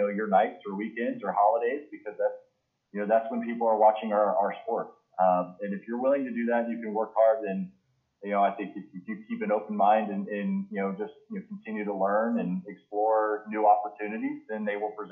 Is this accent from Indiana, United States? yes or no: yes; Indianapolis, Indiana, United States; moved away as an adult; also born or lived in Canton, Ohio; I grew up in Indianapolis